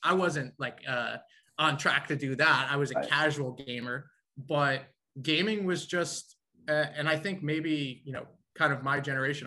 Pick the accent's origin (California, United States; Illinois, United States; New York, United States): New York, United States; also born or lived in Nashville, Tennessee; being a New Yorker going down to uh, to the South for school